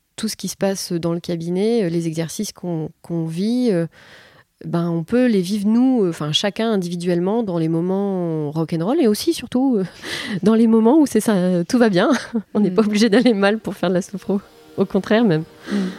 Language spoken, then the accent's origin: French; Les Attaques, Hauts-de-France, France; also born or lived in Calais; je suis née à Calais. J'ai grandi tout près de Calais, à Les Attaques.